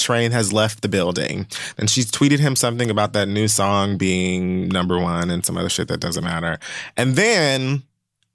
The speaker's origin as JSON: {"language": "English", "town": "Miami", "region": "Florida", "country": "United States", "tie": "born or raised there", "said": "I was raised in Miami."}